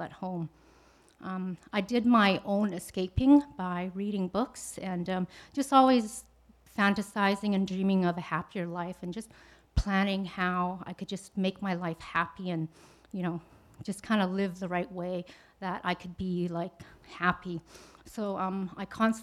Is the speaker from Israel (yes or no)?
no; Canada; also born or lived in Vietnam; I was born in Vietnam. I came to Canada when I was 4 years old